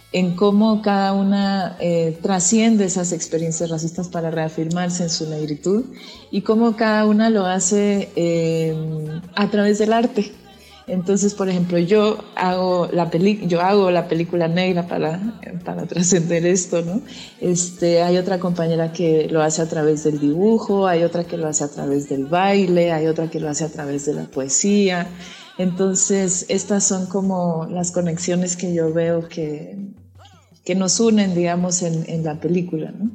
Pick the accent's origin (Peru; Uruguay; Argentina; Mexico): Mexico; Tamaulipas; yo crecí en Tamaulipas